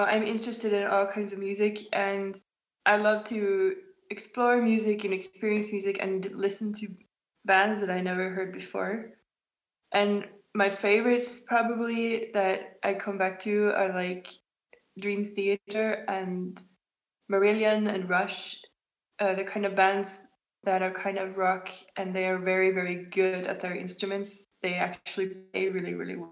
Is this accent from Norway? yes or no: yes; Oslo, Norway; I'm from Oslo